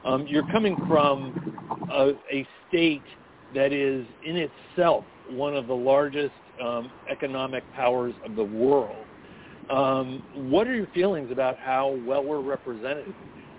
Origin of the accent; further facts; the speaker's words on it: California, United States; The one frustration I have as a Californian is really systematic.